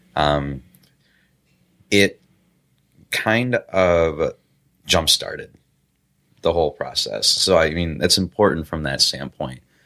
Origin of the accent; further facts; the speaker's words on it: Chicago, Illinois, United States; moved away; also born or lived in Michigan; I grew up in Chicago, too